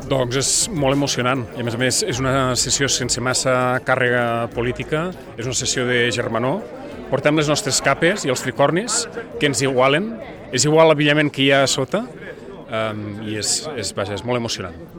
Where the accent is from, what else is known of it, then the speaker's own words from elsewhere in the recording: Andorra; A casa com la majoria de famílies andorranes que estem barrejats també amb gent de amb altres famílies d'aquí a Andorra